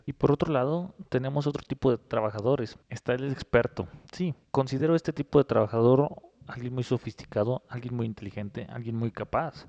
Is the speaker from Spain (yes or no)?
no; Mexico; somos nosotros los mexicanos